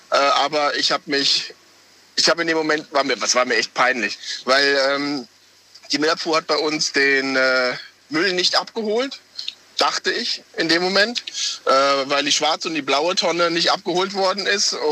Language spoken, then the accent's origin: German; Wiesbaden, Hesse, Germany; Äh, Wiesbaden. Wiesbaden.